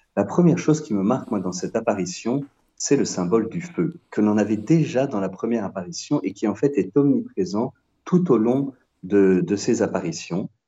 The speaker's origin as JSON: {"language": "French", "town": "Nancy", "region": "Grand Est", "country": "France", "also_born_or_lived": "Paris / Salvador, Brazil / Aix-en-Provence", "moved": "yes", "lives_now": "Paray-le-Monial, France", "said": "je suis originaire de Nancy"}